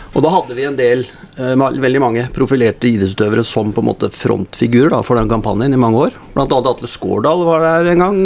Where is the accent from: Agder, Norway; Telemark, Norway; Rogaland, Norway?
Telemark, Norway; Skien; moved away as an adult; now in Oslo, Norway; Vokste opp på, på Gulset, da, og så spilte fotball i Gulset